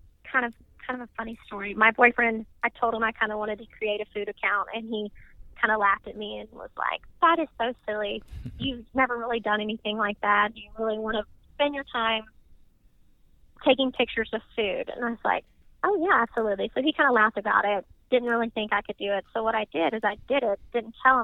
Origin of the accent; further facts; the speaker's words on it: Mississippi, United States; moved away as an adult; also born or lived in Washington, D.C.; now in Louisville, United States; I'm from Mississippi